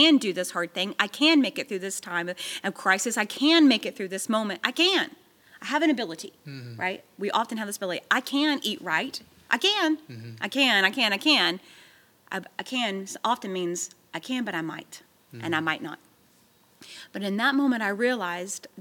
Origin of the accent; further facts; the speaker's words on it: Texas, United States; moved away as an adult; now in Tennessee, United States; we're from Texas, and we had all of our family back in Texas